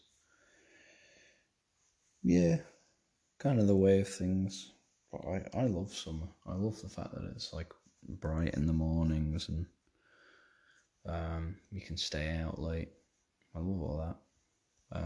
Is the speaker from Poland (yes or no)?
no; Isle of Man; I'm from the British Isles, but like, we're Manx